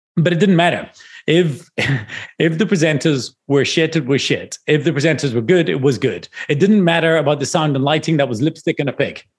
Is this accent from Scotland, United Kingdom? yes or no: yes; Scotland, United Kingdom; now in South Africa; I'm from Scotland.